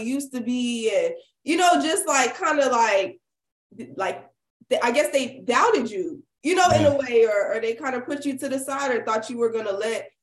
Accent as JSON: {"language": "English", "town": "Miami", "region": "Florida", "country": "United States", "tie": "born or raised there", "also_born_or_lived": "Miramar, Florida", "said": "Yeah, the whole time I went to public schools. Everglades High School. That's in like Miramar. I'm from Miami."}